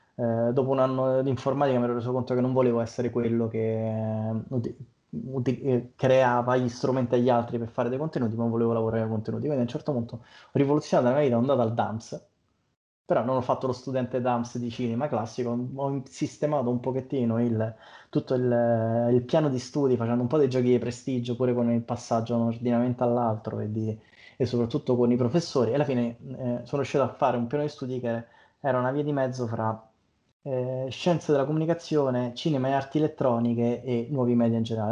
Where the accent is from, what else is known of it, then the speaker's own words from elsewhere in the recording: Monterotondo, Lazio, Italy; io vengo dalla provincia di Roma, eh, in particolare da Montrotondo